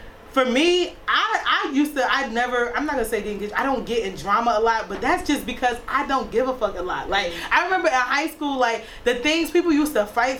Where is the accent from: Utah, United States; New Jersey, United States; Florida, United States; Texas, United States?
New Jersey, United States; East Orange; I grew up in East Orange, so I went to Tyson from 6th grade to 12